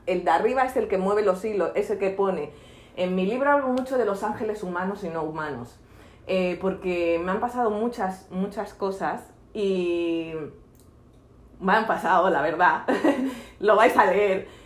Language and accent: Spanish; Barcelona, Catalonia, Spain; moved away as an adult; also born or lived in Marbella; yo soy de Barcelona y luego me fui de, a los 27 años hasta Marbella